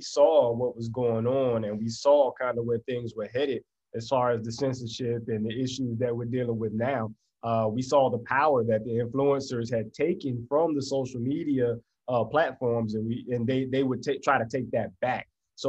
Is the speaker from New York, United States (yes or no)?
no; Florida, United States; also born or lived in Tallahassee / Tampa / Orlando; I come from Florida, did a lot of moving around, had a very difficult past, made some, you know, decisions that moved me around, but lived in Tallahassee, Florida, Tampa, Florida, Orlando, Florida, ended up here.